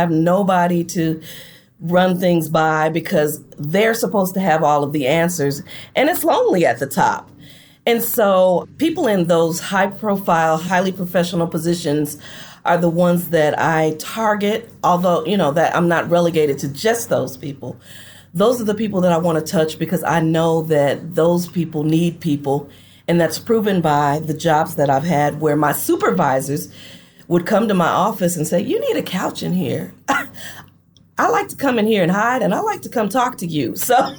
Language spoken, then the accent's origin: English; Flint, Michigan, United States; also born or lived in Detroit; now in Gulfport, United States; My mom and I relocated to Detroit from Flint mm-hmm. in 1990. I am actually living in, believe it or not, Gulfport, Mississippi now.